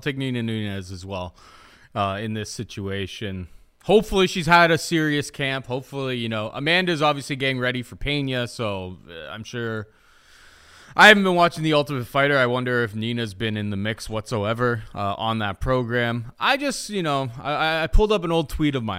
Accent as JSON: {"language": "English", "country": "Canada", "said": "as a Canadian"}